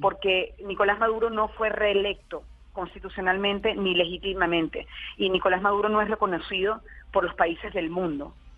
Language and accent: Spanish; Venezuela; nosotros como venezolanos